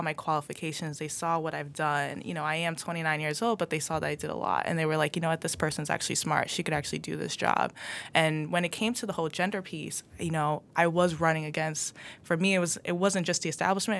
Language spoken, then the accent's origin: English; Everett, Massachusetts, United States; even though I grew up in Everett, it's my hometown